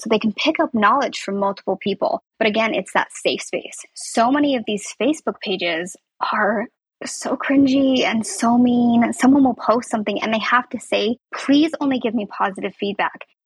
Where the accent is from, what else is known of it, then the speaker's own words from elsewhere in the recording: Southern Utah, United States; also born or lived in Salt Lake City, Utah; I'm from Southern Utah, which is where I was last year as well